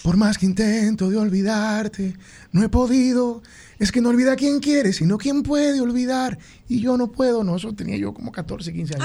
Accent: Tenares, Hermanas Mirabal, Dominican Republic; Yo soy de Tenares

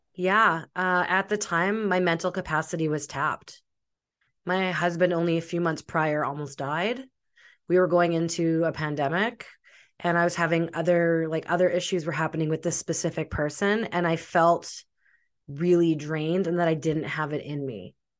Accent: Russia; I'm from Russia

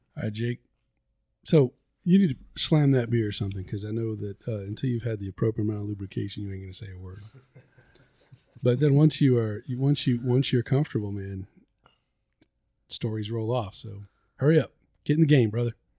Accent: the South, United States; we're from the South

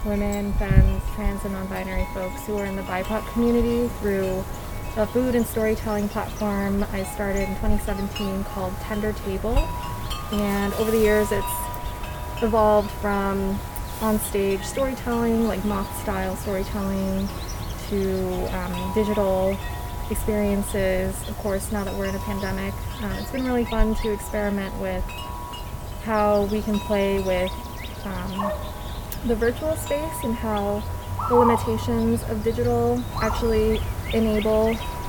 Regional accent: Portland, Oregon, United States; moved away as an adult; also born or lived in Rhode Island; now in Portland, Maine, United States; I'm from Portland, Oregon, and now I'm in Portland, Maine. I lived in Oregon for 27 years of my life

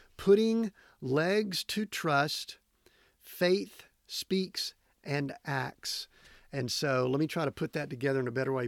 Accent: Georgia, United States; moved away; down in Georgia, back in my hometown, my home area there

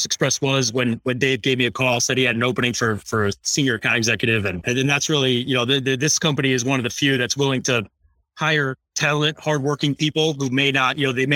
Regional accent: Connecticut, United States; now in Lyndhurst, New Jersey, United States; I'm actually new to New Jersey. I'm originally from Connecticut.

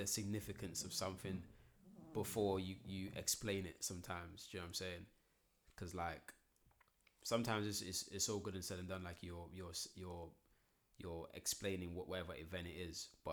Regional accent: Croydon, London, United Kingdom; I'm from Croydon

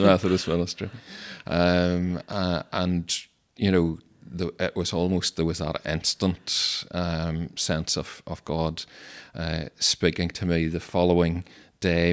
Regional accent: Stewartstown, Northern Ireland, United Kingdom; I grew up in Sturchtown in County Tyrone

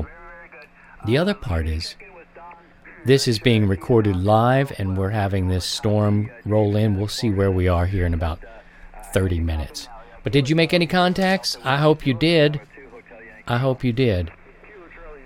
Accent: Baltimore, Maryland, United States; now in Midwest, United States; it's different out here in the Midwest, where I live now. I grew up in Baltimore

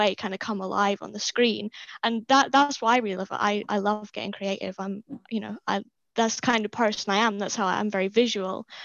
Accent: Wick, Scotland, United Kingdom; moved away; also born or lived in Dundee; I'm from Wick, which is super rural, basically, as far north as you can possibly go

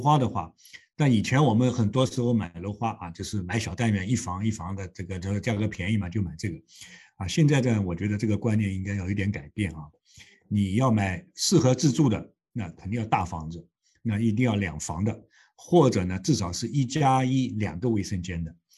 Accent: China; now in Toronto, Canada; 我们中国人说的这个借力打力

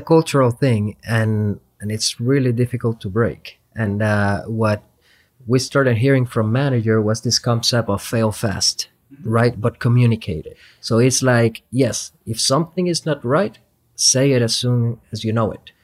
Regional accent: Puerto Rico; moved away as an adult; also born or lived in Madison, Wisconsin; I am originally from Puerto Rico, went to school at the University of Puerto Rico

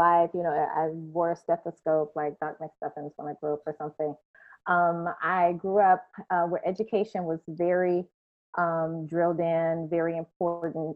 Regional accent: Shreveport, Louisiana, United States; now in Orlando, United States; I am from Louisiana, born and raised, a city in northwest corner of Louisiana, Shreveport

